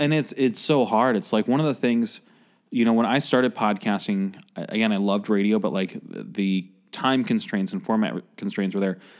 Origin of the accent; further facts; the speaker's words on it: Chicago, Illinois, United States; growing up in Chicago